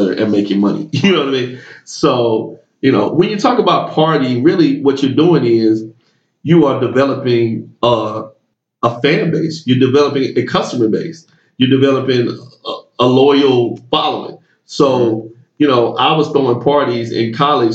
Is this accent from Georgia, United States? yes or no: yes; Decatur, Georgia, United States; also born or lived in Tallahassee, Florida; I moved back to my hometown here in Atlanta, I'm from Decatur, Georgia, right outside of Atlanta